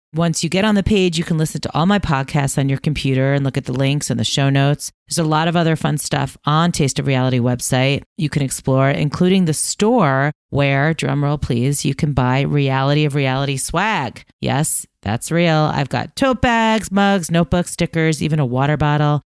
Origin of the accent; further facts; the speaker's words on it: New York, United States; I was living in New York. I was growing up in New York. I was in high school